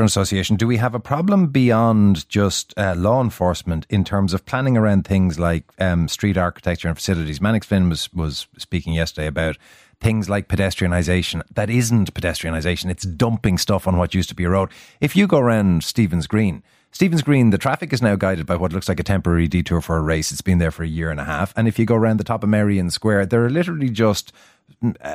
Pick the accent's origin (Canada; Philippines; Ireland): Ireland; Dublin, Leinster; now in Trim, Ireland; I'm from Dublin, born and bred. I live in Trim now, thankfully.